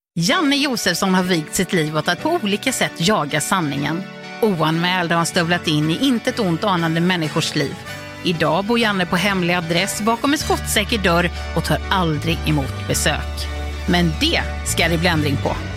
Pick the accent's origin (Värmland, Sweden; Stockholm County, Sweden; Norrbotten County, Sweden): Värmland, Sweden; accent: Värmland dialect; min värmländska